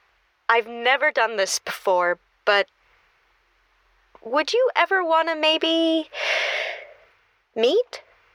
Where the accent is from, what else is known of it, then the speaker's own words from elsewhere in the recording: California, United States; No way. I'm from Northern California.